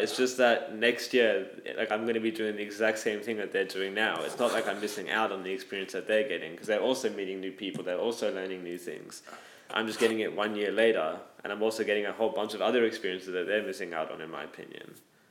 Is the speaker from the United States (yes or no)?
no; Sydney, New South Wales, Australia; I grew up in Sydney, Australia. I went to Moriah College